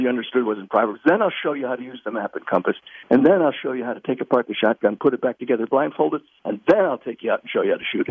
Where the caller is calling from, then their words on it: Virginia, United States; I'm calling you from Virginia.